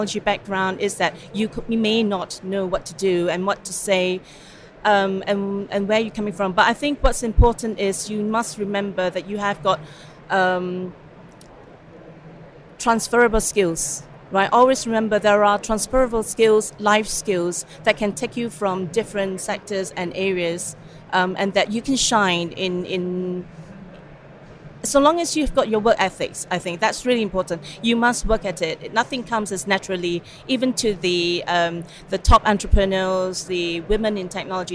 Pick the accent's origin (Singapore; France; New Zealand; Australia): Singapore; moved away as an adult; also born or lived in Hong Kong; now in Cambridge, United Kingdom; Where I'm from, personally, I'm from Singapore